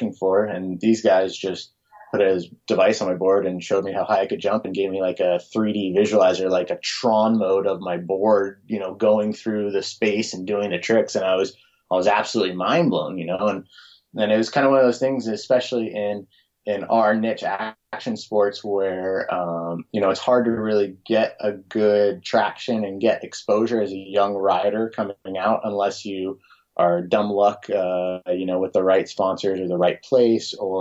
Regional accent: Los Angeles, California, United States; moved away as an adult; also born or lived in Davis, California; now in Hood River, United States; I grew up in Los Angeles

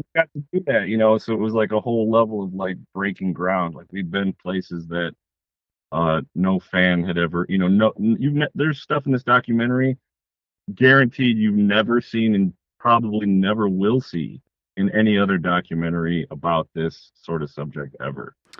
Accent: Detroit, Michigan, United States; I'm from Detroit, Michigan, and uh, I make films.

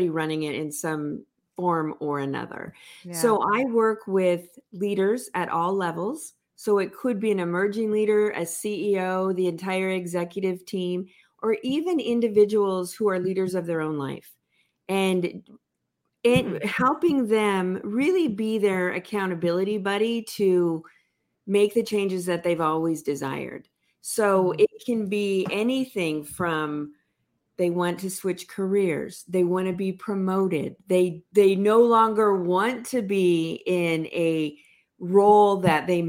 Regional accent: Los Angeles, California, United States; also born or lived in San Diego / Orange County; I grew up in Los Angeles

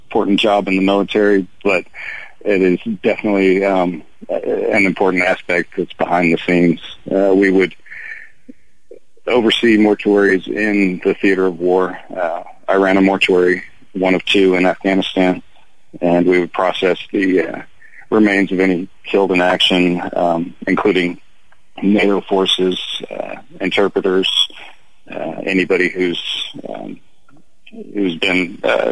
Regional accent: Central Kansas, United States; I was a mortician here in my hometown, Central Kansas

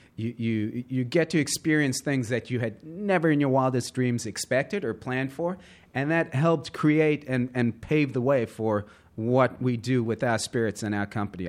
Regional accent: Johannesburg, Gauteng, South Africa; also born or lived in Southern California; now in New York, United States; born and raised Johannesburg, South Africa, moved to the U.S.

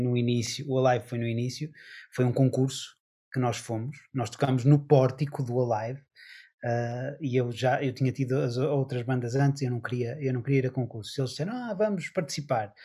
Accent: Porto, Norte, Portugal; nós eh, somos do Porto

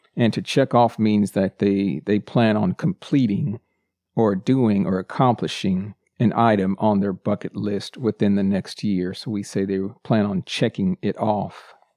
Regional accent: United States; first language English; I'm a native English speaker born and raised in the United States

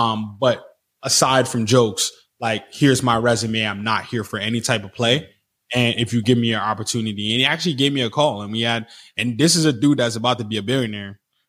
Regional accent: Jamaica; born there; Like I was born in Jamaica.

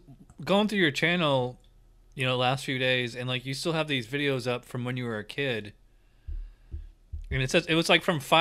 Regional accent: Schenectady, New York, United States; moved away as an adult; now in Florida, United States; Yeah, I'm from Schenectady. I've been in Florida for 5.5 years. Yeah, it'll be 6 years this Christmas.

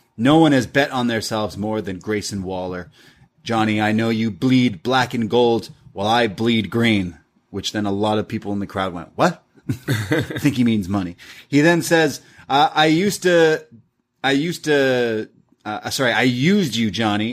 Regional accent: Canada; I'm Canadian

